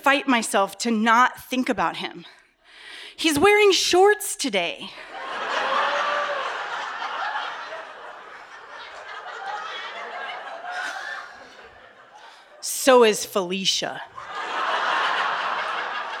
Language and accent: English; Westminster, Colorado, United States; I grew up outside of Denver in Westminster, Colorado